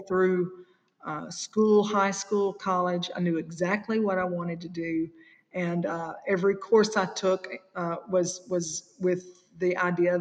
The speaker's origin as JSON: {"language": "English", "town": "Elkton", "region": "Kentucky", "country": "United States", "tie": "born or raised there", "said": "I was growing up in Elkton, Kentucky"}